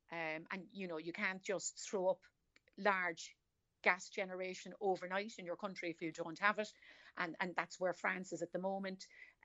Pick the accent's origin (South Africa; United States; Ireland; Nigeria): Ireland; Cork, Munster; accent: Cork; I am. I'm from Cork City.